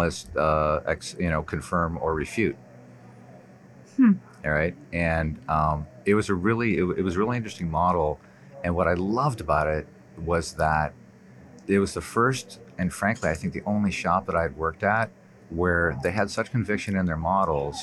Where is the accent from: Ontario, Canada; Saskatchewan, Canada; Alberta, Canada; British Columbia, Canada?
Ontario, Canada; Toronto; moved away; also born or lived in New York; I was born in New York. I grew up in Toronto